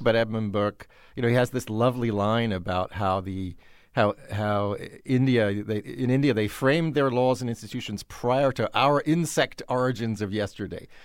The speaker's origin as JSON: {"language": "English", "country": "United Kingdom", "said": "confess to being a Brit myself"}